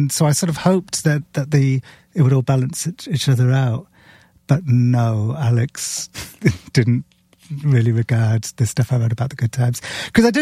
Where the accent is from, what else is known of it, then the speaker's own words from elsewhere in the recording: Cardiff, Wales, United Kingdom; moved away; also born or lived in London; I grew up in the city, which was like in the capital of Wales, which was more kind of cosmopolitan